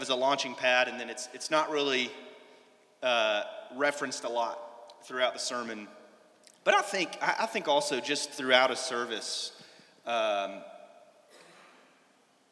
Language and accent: English; Nashville, Tennessee, United States; moved away; Originally from Nashville, Tennessee.